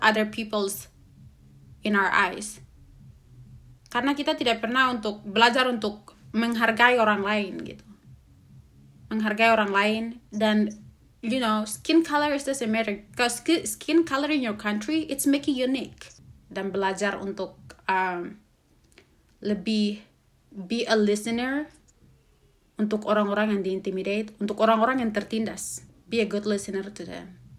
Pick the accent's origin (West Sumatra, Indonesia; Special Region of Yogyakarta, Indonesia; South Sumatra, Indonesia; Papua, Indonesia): Papua, Indonesia; moved away as an adult; now in United States; Wilayah adat saya, saya dari suku uh, Lapago, suku Lani, Lapago